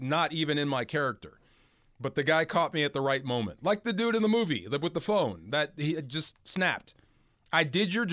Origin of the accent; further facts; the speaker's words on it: California, United States; moved away; also born or lived in St. Louis; I'm a Californian